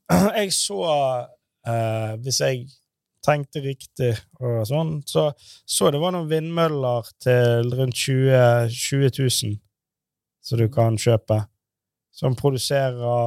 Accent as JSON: {"language": "Norwegian", "country": "Norway", "said": "vi som nordmenn"}